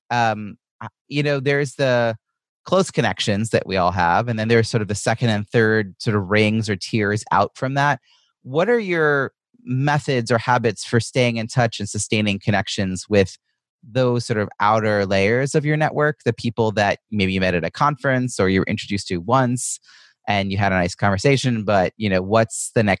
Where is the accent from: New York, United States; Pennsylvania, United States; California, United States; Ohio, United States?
New York, United States; Long Island; moved away; I'm originally from Long Island, so I know a lot of people in the area from my family